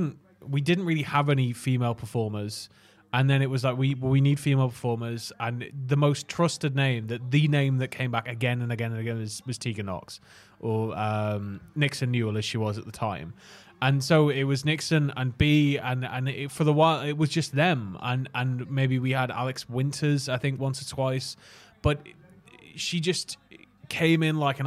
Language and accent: English; Prudhoe, North East England, United Kingdom; also born or lived in Chopwell; my hometown of Prudhoe. Prudhoe, Northumberland